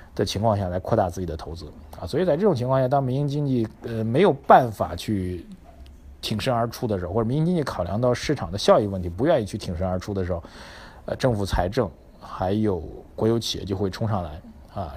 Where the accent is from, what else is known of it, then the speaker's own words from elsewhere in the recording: China; 作为一个中国人来说